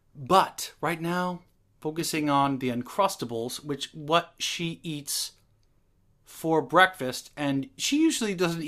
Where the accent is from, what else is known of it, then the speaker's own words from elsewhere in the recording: Seattle, Washington, United States; You know, I'm from Seattle, so...